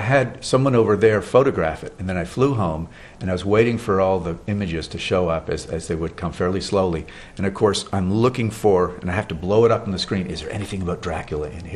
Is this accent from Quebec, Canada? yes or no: yes; Montreal, Quebec, Canada; living in growing up in Montreal, Canada